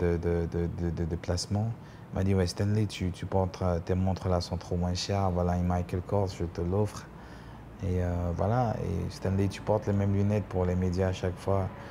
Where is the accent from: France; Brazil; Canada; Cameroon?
Cameroon; être le seul Camerounais